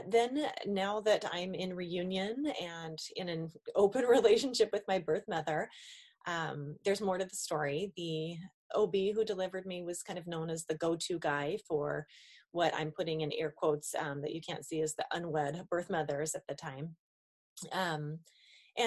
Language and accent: English; Billings, Montana, United States; I was born in Billings, Montana